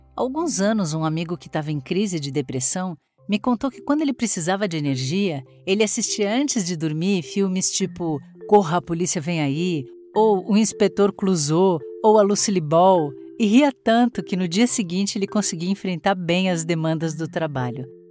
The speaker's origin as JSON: {"language": "Portuguese", "country": "Brazil", "said": "enquanto brasileiros"}